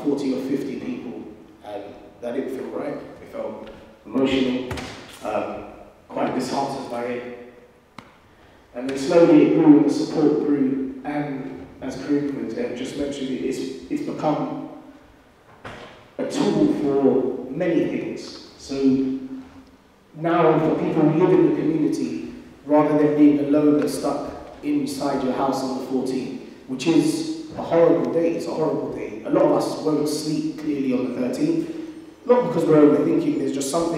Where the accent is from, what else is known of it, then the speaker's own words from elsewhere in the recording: London, United Kingdom; growing up in London